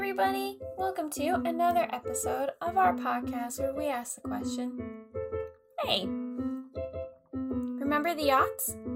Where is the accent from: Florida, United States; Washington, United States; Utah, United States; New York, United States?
New York, United States; we're from New, New York